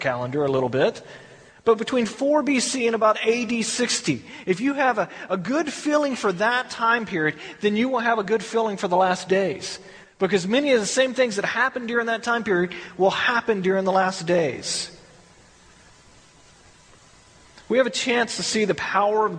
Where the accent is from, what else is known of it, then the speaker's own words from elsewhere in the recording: Texas, United States; moved away; I grew up in Texas where we had big storms